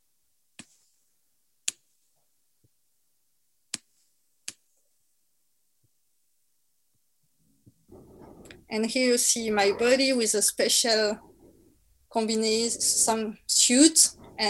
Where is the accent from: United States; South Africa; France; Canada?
France; accent: French; English is a second language; my French accent